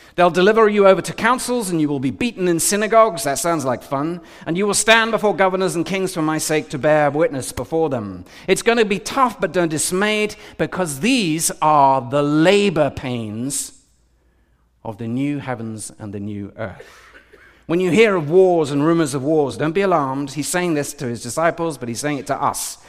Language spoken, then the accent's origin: English; United Kingdom; I'm more British